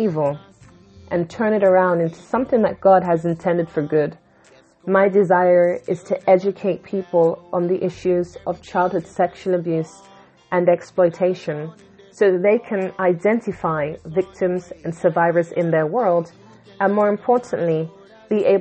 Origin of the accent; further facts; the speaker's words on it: London, United Kingdom; I was born in London, England, to Jamaican parents